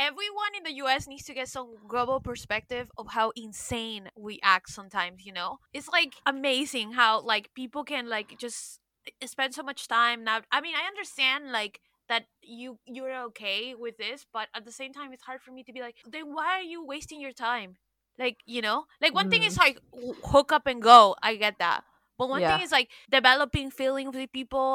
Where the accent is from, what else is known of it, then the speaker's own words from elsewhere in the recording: Miami, Florida, United States; also born or lived in Peru; now in New York, United States; I was raised in the United States, but I'm from Miami and from Peru